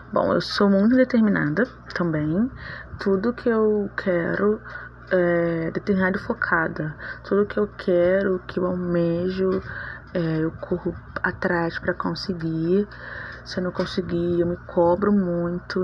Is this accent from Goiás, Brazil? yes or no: no; Rio de Janeiro, Brazil; Eu sou natural do Rio de Janeiro. Sou carioca da Gema